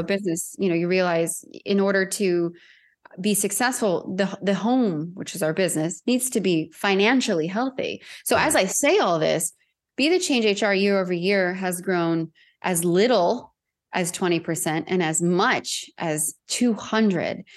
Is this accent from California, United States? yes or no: yes; Southern California, United States; moved away as an adult; I was born and raised in Southern California. and lived in my hometown until I left in twenty twenty